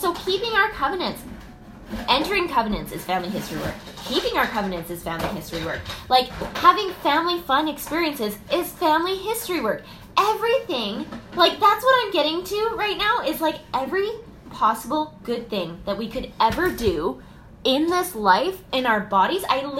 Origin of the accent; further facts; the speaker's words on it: China; accent: Chinese; Because I noticed my Chinese accent was losing. Like, it was getting a little bit diluted and, like, whitewashed, you know?